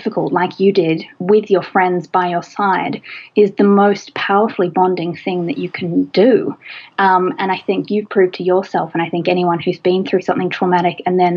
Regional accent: Australia; Australia, my home country

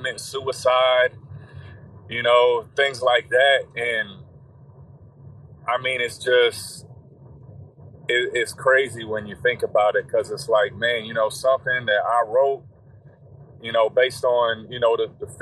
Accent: Indiana, United States; growing up here, like, you know, I'm from the Midwest

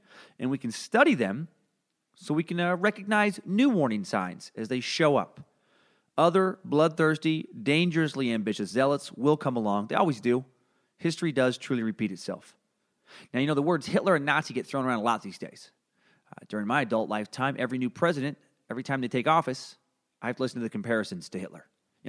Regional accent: Idaho, United States; I'm from Northern Idaho, where belief that the government is out to get you and take away your freedom and fundamental rights is as ingrained in the local culture

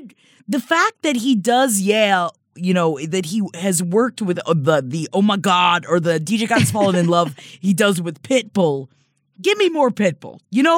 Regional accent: Tampa, Florida, United States; moved away; I'm going back to my hometown September 14th of Tampa, Florida.

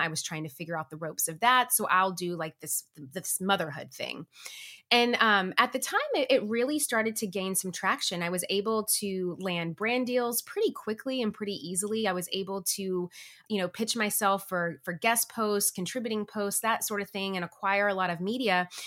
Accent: Tennessee, United States; moved away as an adult; now in Los Angeles, United States; I grew up in Tennessee.

